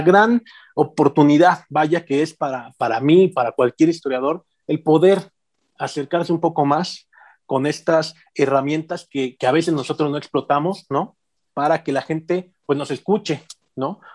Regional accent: Mexico City, Mexico; now in Morelia, Mexico; siendo em, chilango

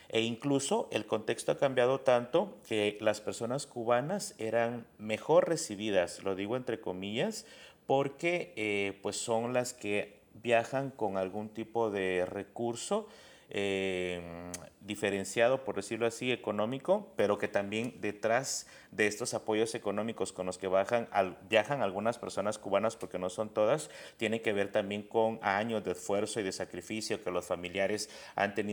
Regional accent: Guatemala; a mí me pasaba esto que muchas personas no creen que soy de Guatemala, ¿no? O sea, porque tengo un acento distinto

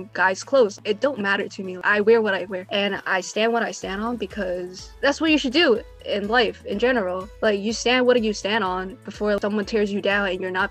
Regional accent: New York City, New York, United States; I am from America, specifically from New York City

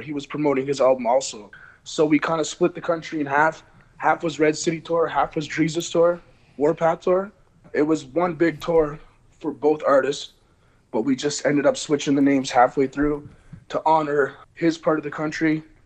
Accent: Canada; we grew up on the reserve

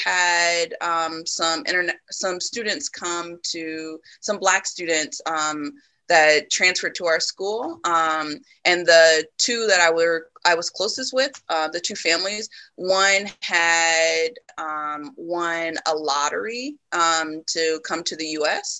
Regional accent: Des Moines, Iowa, United States; also born or lived in Illinois; growing up in Des Moines, I grew up in a what I consider a Black community

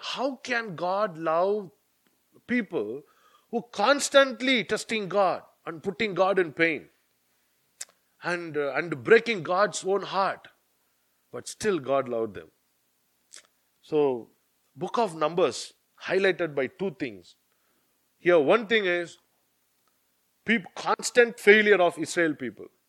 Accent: India; now in United Kingdom; I'm from India, I know only that culture

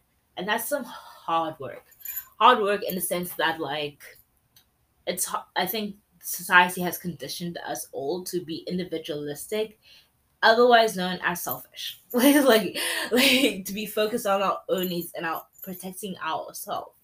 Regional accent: South Africa; first language English; as South Africa, as a Zulu woman

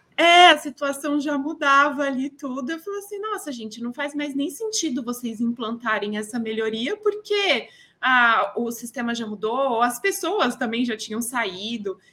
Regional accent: São Paulo, Brazil; Sou de São Paulo, natural

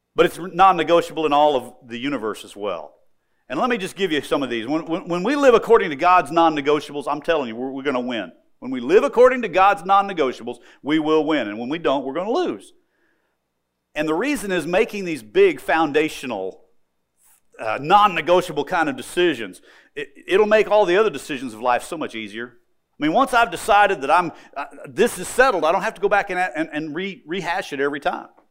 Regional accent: United States; I'm an American

